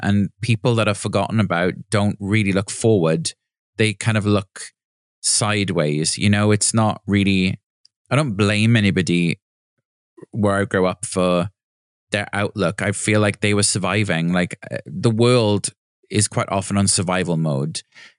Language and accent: English; Neath, Wales, United Kingdom; I mean, in many ways, blessed because I was in the countryside and I had access to beaches and, you know, trees and greenery